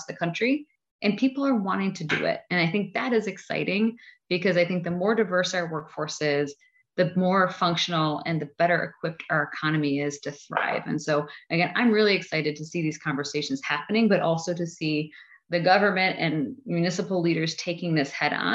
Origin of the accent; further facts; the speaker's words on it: Buffalo, New York, United States; I come from Buffalo, so I'm from Erie County